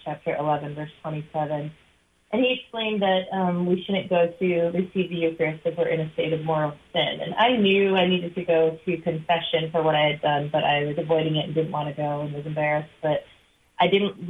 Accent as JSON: {"language": "English", "region": "Michigan", "country": "United States", "said": "I'm from Michigan."}